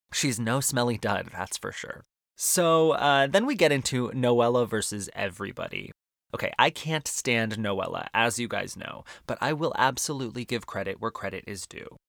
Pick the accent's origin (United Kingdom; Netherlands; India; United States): United States; Arizona; One of the best things about growing up in Arizona is that there's incredible Mexican food on every street corner